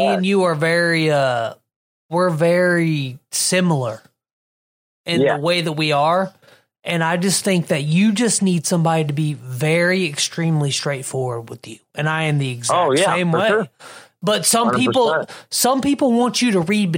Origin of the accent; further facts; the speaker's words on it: South Carolina, United States; moved away; also born or lived in Ohio; I grew up in South Carolina in the state where fireworks were always legal. And then when we first moved to Ohio